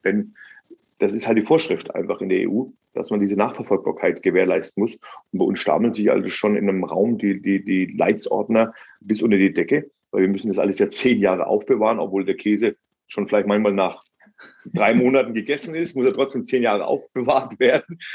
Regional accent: Germany

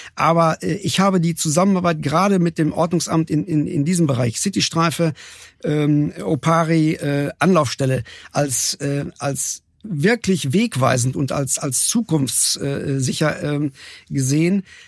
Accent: North Rhine-Westphalia, Germany; now in Cologne, Germany; Ich bin ja Westfale, so von, von oh. Geburt her

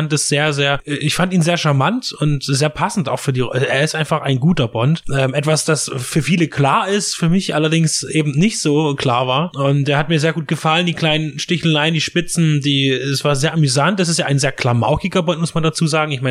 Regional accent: East Germany, Germany; wir als Deutsche und vor allen Dingen auch wir als Angehöriger der ostdeutschen Ex-Zone natürlich mit Handlungsplätzen wie Ostberlin

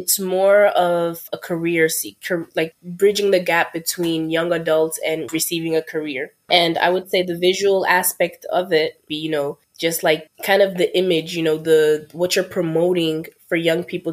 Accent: Mali; now in New York, United States; I'm originally from Mali, which is in West Africa

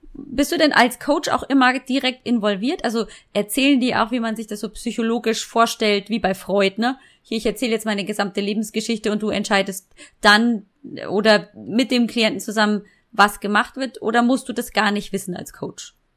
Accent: Munich, Bavaria, Germany; accent: Bavarian; ich bin geboren und aufgewachsen in München

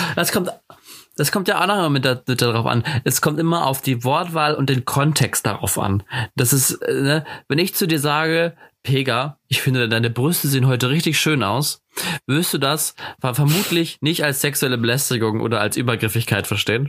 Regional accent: Germany; wie wir Deutschen

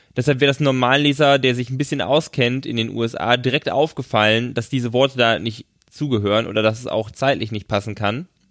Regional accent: Germany; wir aus Deutschland

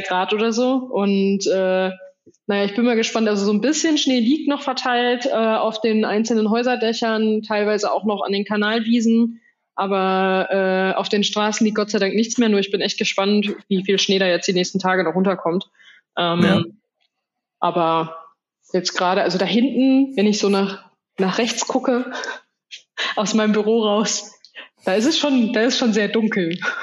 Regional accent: Soest, North Rhine-Westphalia, Germany; moved away; in meiner Heimatstadt gewesen in Soest

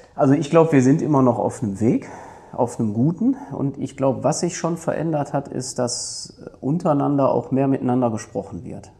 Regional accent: Duisburg, North Rhine-Westphalia, Germany; ich komme aus Duisburg weg, so könnte man das sagen. Ne? Bin ein Kind der Stadt, bin ein Kind des Ruhrgebiets, habe immer da gelebt und gewohnt

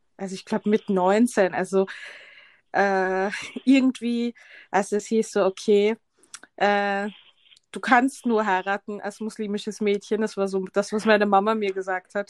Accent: Vienna, Austria; ich bin Wienerin

